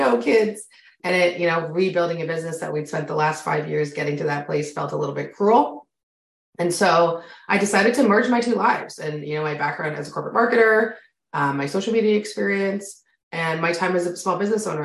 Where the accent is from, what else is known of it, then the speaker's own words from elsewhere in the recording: Canada; I'm Canadian. If you can hear it in my voice, you and I have very different accents